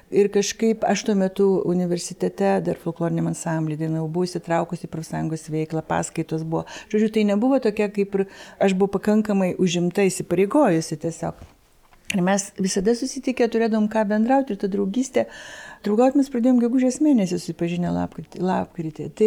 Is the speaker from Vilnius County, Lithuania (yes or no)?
no; Klaipėda, Klaipėda County, Lithuania; moved away; aš taip mes iš Klaipados abu